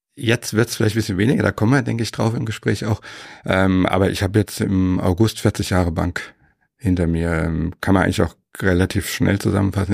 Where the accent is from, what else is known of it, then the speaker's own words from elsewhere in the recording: Frankfurt am Main, Hesse, Germany; moved away as an adult; now in Weilheim in Oberbayern, Germany; geboren bin ich in Frankfurt, Frankfurt am Main.